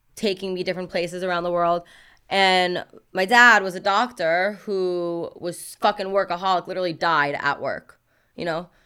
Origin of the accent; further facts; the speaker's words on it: New York City, New York, United States; moved away; growing up in Brooklyn, there was a lot of rappers